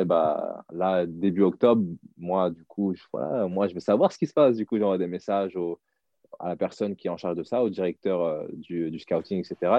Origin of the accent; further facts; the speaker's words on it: France; moved away as an adult; also born or lived in United States; bien que je sois français